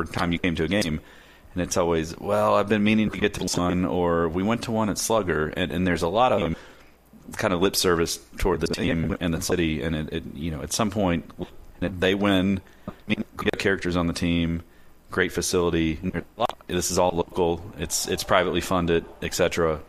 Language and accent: English; Louisville, Kentucky, United States; Growing up in Louisville